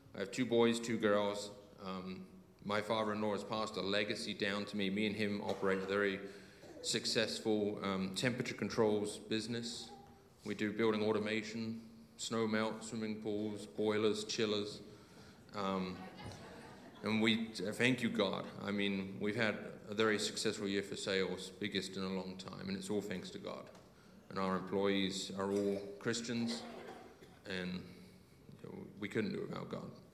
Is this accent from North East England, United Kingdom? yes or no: no; Alton, South East England, United Kingdom; moved away as an adult; now in Utah, United States; I'm actually born and raised in Alton for 18 years. But 18 years ago, I left Alton and I went to ski in Utah, Colorado, sorry, Utah, USA